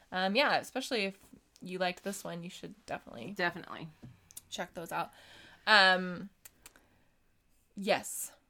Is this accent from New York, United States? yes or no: no; Pennsylvania, United States; Uh, on a side note, I'm actually from Mr. Rogers' hometown, so I always love seeing uh, references to him.